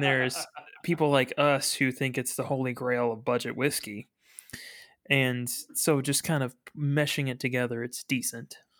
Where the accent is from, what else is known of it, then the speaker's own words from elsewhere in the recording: Frankfort, Kentucky, United States; I'm from Frankfurt